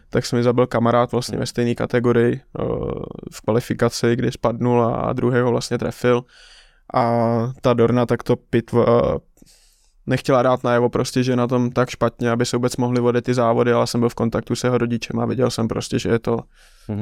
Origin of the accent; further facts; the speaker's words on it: Czechia; já vlastně jako jediný Čech jsem dostal eh, profesionální licenci v šesti letech